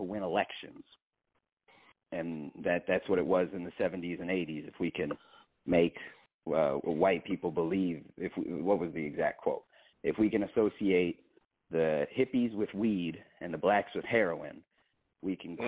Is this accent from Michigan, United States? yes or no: yes; Oakland County, Michigan, United States; I am from Oakland County.